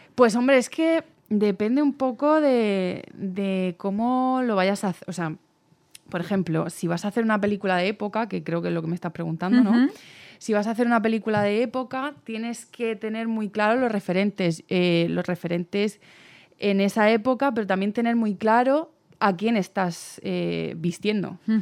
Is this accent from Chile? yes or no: no; Cartagena, Region of Murcia, Spain; moved away as an adult; now in Valencia, Spain; Yo soy de, Cartagena, de Murcia